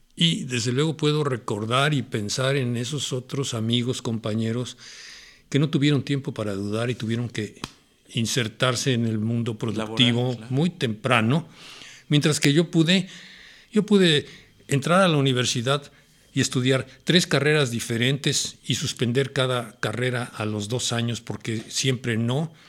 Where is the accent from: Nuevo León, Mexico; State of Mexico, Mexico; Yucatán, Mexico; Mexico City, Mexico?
Mexico City, Mexico; Yo nací en la Ciudad de México. Viví en la colonia Santa María la Ribera, un barrio, era un barrio eh, interesante, rico, de, vida social ¿no? muy popular.